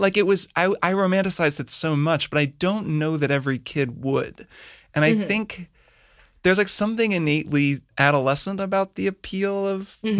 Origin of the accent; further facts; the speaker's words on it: Bloomington, Indiana, United States; So I grew up in Bloomington, Indiana. So actually kind of near where you grew up. But it was a university town.